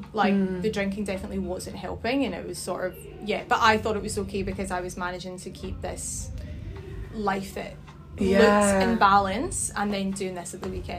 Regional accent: Glasgow, Scotland, United Kingdom; moved away as an adult; now in Sydney, Australia; So I'm originally from Scotland, from Glasgow. Like yourselves, I moved to Sydney about 4.5 years ago. So I would have been 25 at the time.

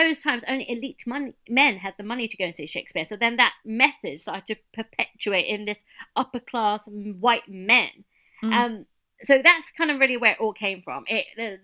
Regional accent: United Kingdom; we're British and we're here

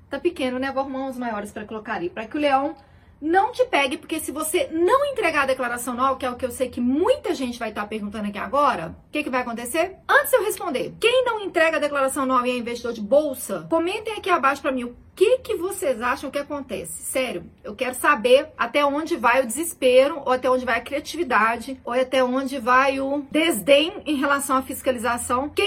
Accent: Belo Horizonte, Minas Gerais, Brazil; Nos interior de Minas, eu não falo assim, não, sou de BH, gente, tô zoando.

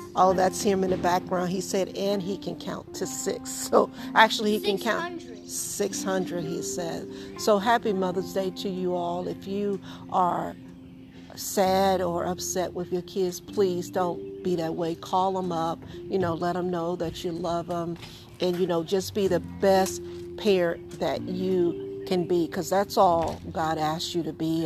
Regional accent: the South, United States; I grew up in the South

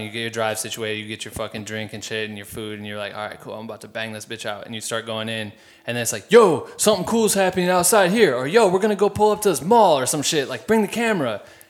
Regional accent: Iowa, United States

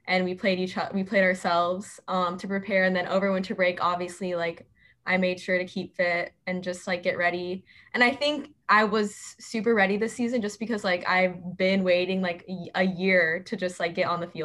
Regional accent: Phoenix, Arizona, United States; I'm local, so I've lived in Arizona my entire life, and I am from Ahwatukee, so that's probably about 25 minutes away from the Tempe campus, and that's where I grew up

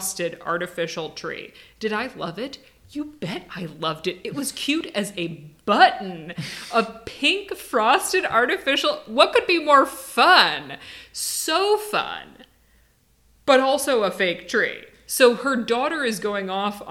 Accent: Midwest, United States; I'm from the Midwest. We get the lake effect here.

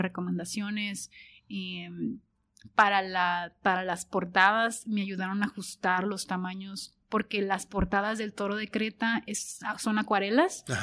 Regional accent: Tijuana, Baja California, Mexico; yo soy orgullosamente tijuanense

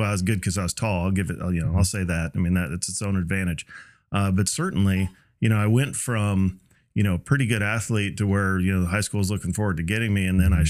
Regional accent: Cincinnati, Ohio, United States; also born or lived in Mobile, Alabama / Florida / California / D.C.; I was born in Mobile, Alabama. And then, you know, bounced around to Florida, out to California, D.C., Iowa, and then into Cincinnati for kind of what I would call the formative years.

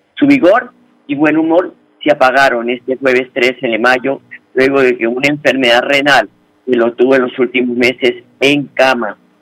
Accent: Colombia; Como colombianos de bien

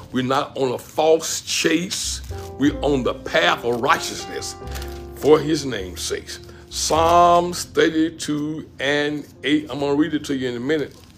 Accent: Pensacola, Florida, United States; moved away as an adult; also born or lived in Gadsden, Alabama; my hometown, Pensacola, Florida

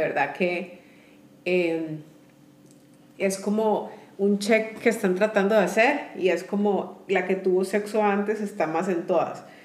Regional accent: Costa Rica; somos de Costa Rica

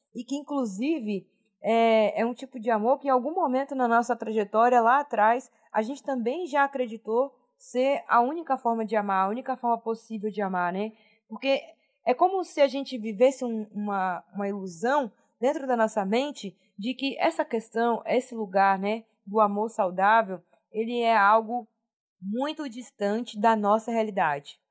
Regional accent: Salvador, Bahia, Brazil; Eu sou da Bahia, de Salvador. Beijo, Bahia, Salvador, terra linda

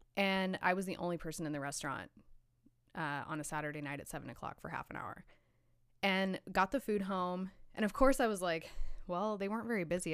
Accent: Hutchinson, Kansas, United States; moved away as an adult; also born or lived in Los Angeles; now in Kansas City, United States; I grew up in Hutchinson, Kansas.

